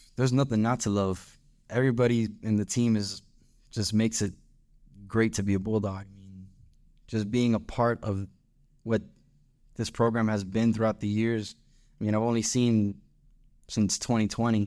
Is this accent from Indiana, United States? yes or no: no; Miami, Florida, United States; moved away as an adult; now in Ruston, United States; I'm from Miami, Florida. Uh, that's where I was born and raised